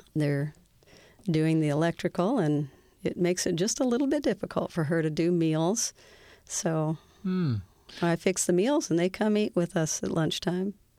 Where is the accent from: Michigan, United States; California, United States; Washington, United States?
Washington, United States; Seattle; I was born and raised in Seattle, Washington